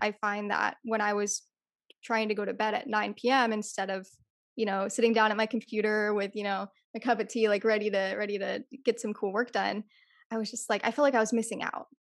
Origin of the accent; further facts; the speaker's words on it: California, United States; I'm Californian